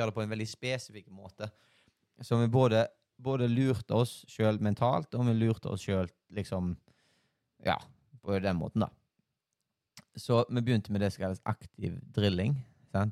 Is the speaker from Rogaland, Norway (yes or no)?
yes; Haugesund, Rogaland, Norway; Jeg er jo her fra Haugesund